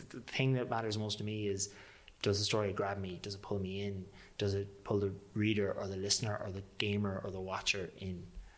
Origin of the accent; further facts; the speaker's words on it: Manorhamilton, Leitrim, Ireland; How about, just for my own sake, I have to do my hometown